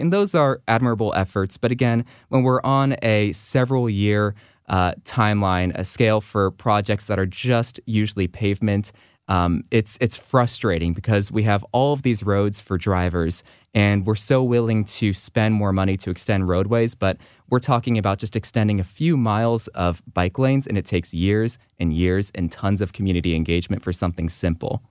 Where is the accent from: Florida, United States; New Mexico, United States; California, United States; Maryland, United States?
California, United States; Los Angeles; now in St. Louis, United States; I grew up in Los Angeles and it has a very car centric culture